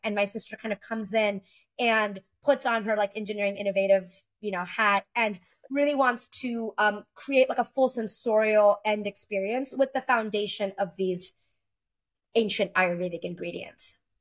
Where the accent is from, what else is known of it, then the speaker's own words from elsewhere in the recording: Texas, United States; moved away as an adult; I moved back to Texas, which is my home state